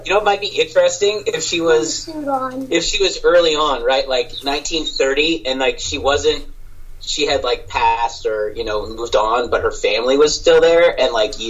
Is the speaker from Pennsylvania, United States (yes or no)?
yes; Pittsburgh, Pennsylvania, United States; moved away; I grew up in Pittsburgh, and I was a steel town